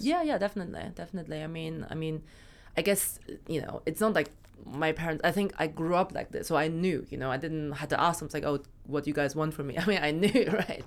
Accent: Germany; moved away as an adult; also born or lived in China / Berlin; now in London, United Kingdom; I was born in China, but I moved to Germany when I was six, um, so I got all my education actually in Germany

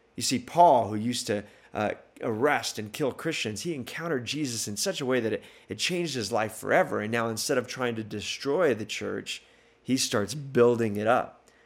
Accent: El Paso, Texas, United States; moved away; I grew up in El Paso, Texas

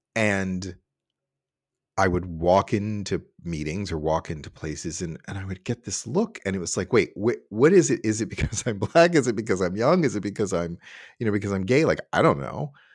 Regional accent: Cincinnati, Ohio, United States; moved away as an adult; also born or lived in New York / San Francisco; I was born, uh, and raised in Cincinnati, Ohio

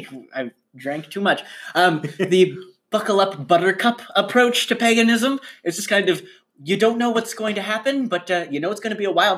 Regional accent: Finger Lakes, central New York, United States; I grew up in central New York around the Finger Lakes

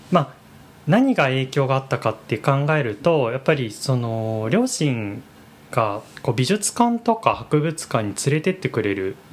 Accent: Aichi, Japan; now in Tokyo, Japan; 自分自分愛知出身なんですけ

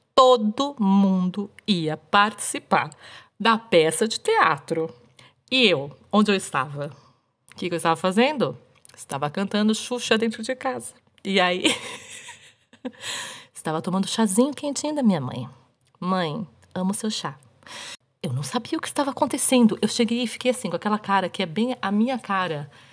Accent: Brazil; aqui onde eu, onde eu nasci, onde eu cresci, onde eu moro ainda hoje, é frio, é mais frio do que, sei lá, do que São Paulo

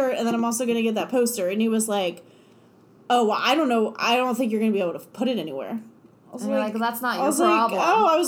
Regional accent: Cincinnati, Ohio, United States; it's Cincinnati. It's my hometown.

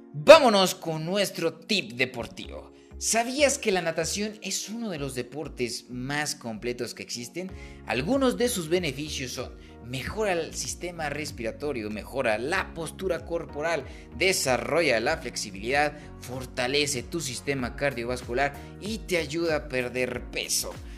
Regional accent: Mexico; nos ha ido como mexicanos

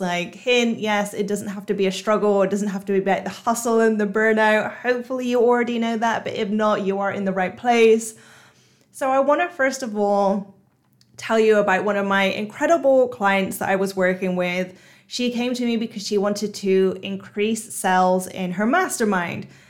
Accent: United Kingdom; moved away as an adult; now in Singapore; I'm British, but I've just moved to Singapore.

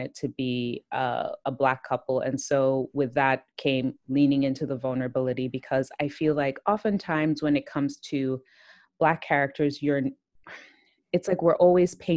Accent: Nigeria; I'm Nigerian

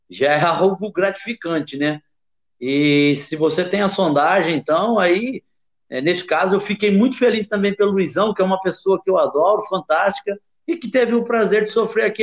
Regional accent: Rio de Janeiro, Brazil; moved away; also born or lived in Frankfurt, Germany; eu saí do Brasil, do Rio de Janeiro, né, na final de, de do Maracanã com 40 graus no Rio, e fui para a Alemanha, para Frankfurt, com menos 10.

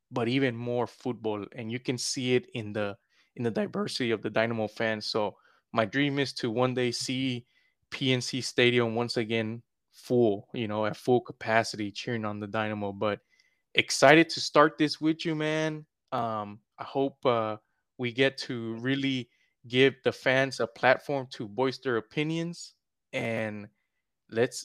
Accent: Houston, Texas, United States; I was born and raised in Southwest Houston, near the Charlestown, Bel Air area.

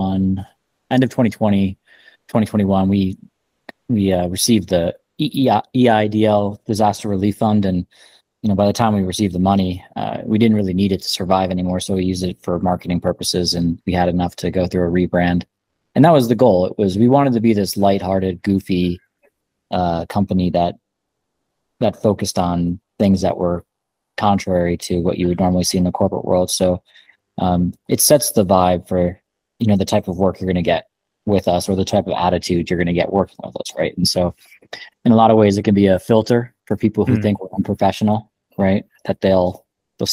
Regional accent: New Jersey, United States; moved away as an adult; now in Colorado, United States; I'm originally from New Jersey. About almost 20 years ago, I think, I moved

